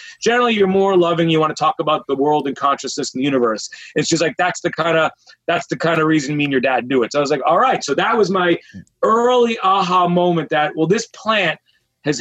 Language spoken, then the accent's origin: English; Boston, Massachusetts, United States; I grew up in Boston